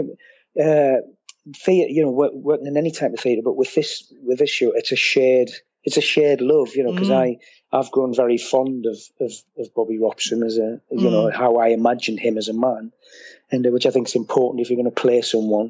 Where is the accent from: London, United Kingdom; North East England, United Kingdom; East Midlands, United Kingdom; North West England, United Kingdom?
North East England, United Kingdom; Washington; moved away; also born or lived in Gateshead; I was born in Gateshead, but I was brought up in Washington, which was part of County Durham